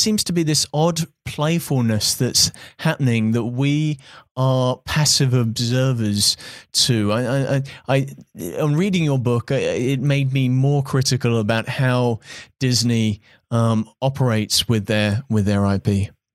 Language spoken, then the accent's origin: English; United Kingdom; I'm British